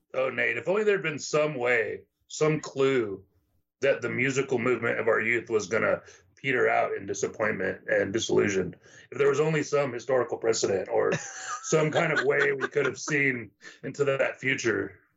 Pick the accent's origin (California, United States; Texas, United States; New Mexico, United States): Texas, United States; the Valley; now in Austin, United States; I grew up in the Valley